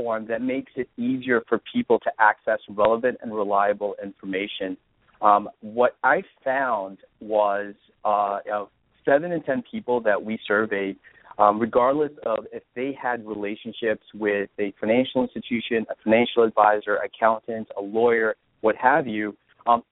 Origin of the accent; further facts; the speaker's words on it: New Jersey, United States; moved away; also born or lived in California; I grew up in New Jersey, and I'm an East Coast guy